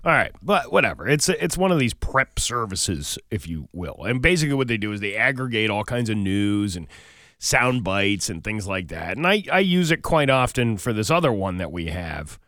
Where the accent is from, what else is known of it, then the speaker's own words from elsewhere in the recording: United States; I'm an American